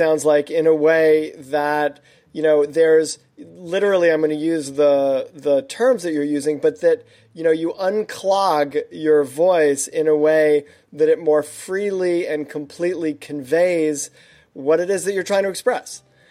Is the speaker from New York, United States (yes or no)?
yes; New York, United States; I'm from New York originally.